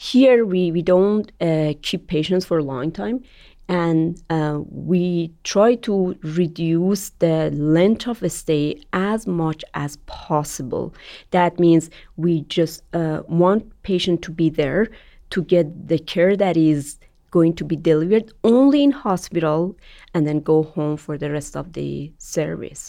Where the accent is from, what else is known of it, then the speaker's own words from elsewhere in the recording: Iran; moved away as an adult; Iran, my home country